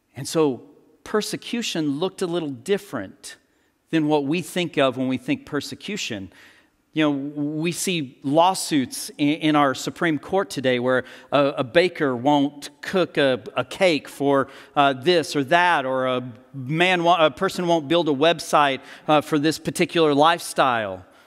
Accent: United States; as modern Americans

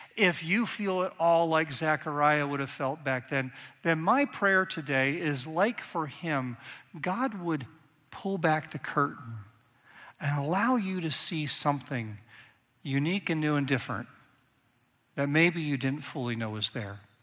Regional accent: Northeast Ohio, United States; also born or lived in Reading, Pennsylvania; I grew up in Northeast Ohio, but actually started right there about kindergarten.

